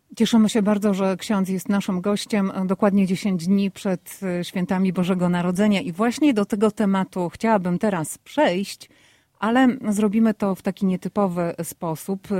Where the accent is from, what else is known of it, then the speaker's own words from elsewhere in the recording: Poland; now in United States; Wszyscy my, którzy mieszkamy w Stanach Zjednoczonych, a pochodzimy z Polski